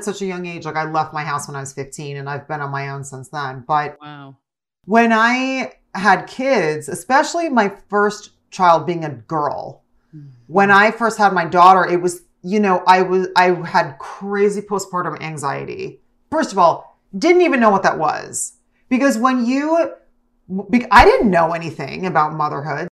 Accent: New Jersey, United States; youngest of five kids growing up in Jersey

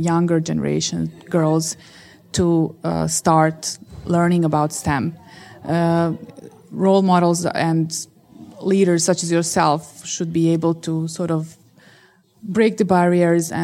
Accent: Bosnia & Herzegovina; I grew up in Bosnia

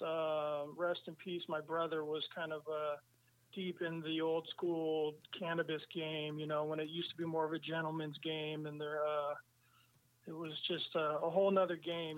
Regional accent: San Francisco, California, United States; moved away as an adult; also born or lived in Amsterdam; I grew up in San Francisco, and my whole community and all my whole life was there.

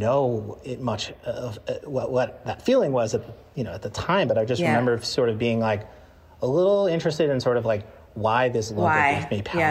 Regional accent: Long Island, New York, United States; I grew up on Long Island in the 90s

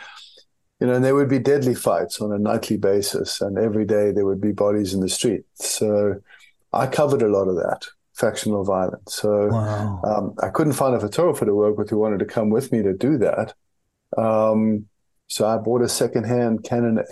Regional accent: South Africa; I'm South African

